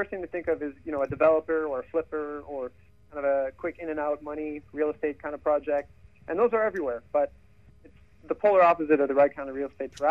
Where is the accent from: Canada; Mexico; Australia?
Canada; Growing up in Canada